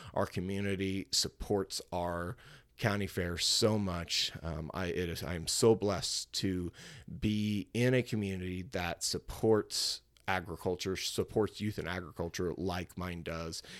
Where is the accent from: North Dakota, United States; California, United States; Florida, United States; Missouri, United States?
Missouri, United States; Cuba; it's the fair that I grew up showing at, It's the fair I grew up attending. Uh, it's in my hometown of Cuba, Missouri